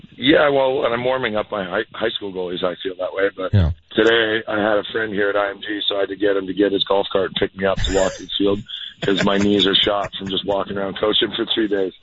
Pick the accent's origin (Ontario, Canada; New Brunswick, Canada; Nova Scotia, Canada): Ontario, Canada; Peterborough; moved away as an adult; now in Denver, United States; up in Peterborough, my hometown